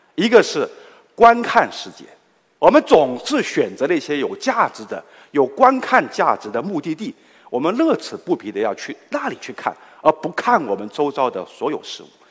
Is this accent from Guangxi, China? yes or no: yes; Guilin, Guangxi, China; now in Guangzhou, China; 来自我的家乡桂林